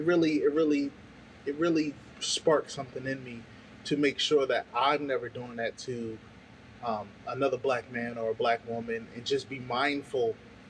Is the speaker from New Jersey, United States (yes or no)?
yes; New Jersey, United States; I'm from New Jersey